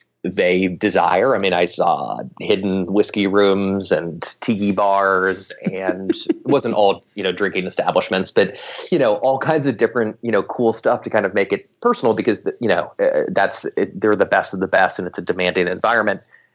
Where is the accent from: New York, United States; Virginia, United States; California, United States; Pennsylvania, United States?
California, United States; Silicon Valley; I'm from Silicon Valley originally, so I definitely grew up, you know, in and around the tech scene.